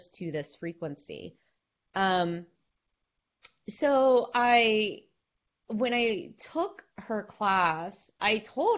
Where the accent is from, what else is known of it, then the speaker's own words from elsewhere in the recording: the South, United States; we grew up in the South